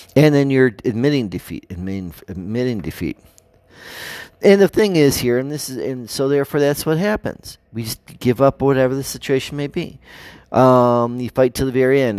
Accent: United States; our values as American people

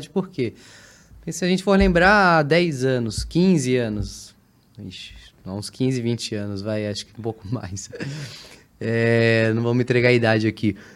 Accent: São Paulo, Brazil; born there; accent: somewhat like mineiro; As meus pais são do Rio, eu nasci em São Paulo

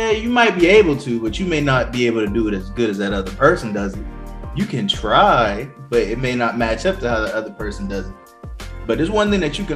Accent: Johns Island, South Carolina, United States; I'm from Johns Island, South Carolina

